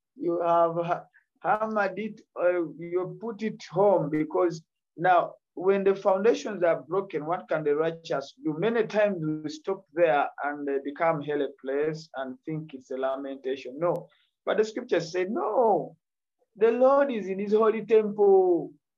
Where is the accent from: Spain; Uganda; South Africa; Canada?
Uganda; Kampala, Central Region; from Uganda, Kampala, Uganda